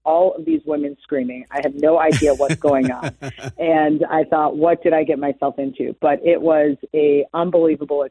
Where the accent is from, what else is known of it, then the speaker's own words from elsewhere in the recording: Cleveland, Ohio, United States; moved away as an adult; also born or lived in Chicago; I was born and raised in Cleveland, Shaker Heights to be specific. And though I haven't lived there in probably 25 years, it's still home to me